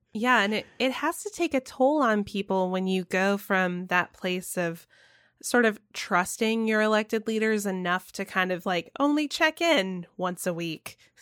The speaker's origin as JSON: {"language": "English", "region": "the South", "country": "United States", "tie": "born or raised there", "moved": "yes", "said": "I grew up in the South where it was, like, taboo to say that you were an atheist"}